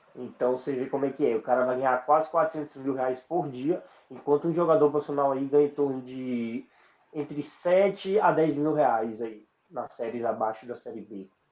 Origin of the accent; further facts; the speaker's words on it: Barra do Rio Grande, Bahia, Brazil; also born or lived in São Paulo; now in Brasília, Brazil; eu sou do oeste da, da Bahia ali, em Barra do Rio Grande.